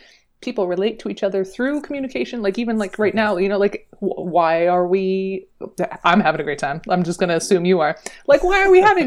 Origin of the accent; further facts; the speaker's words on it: Niagara region, Ontario, Canada; I grew up in the Niagara region, like the Canadian side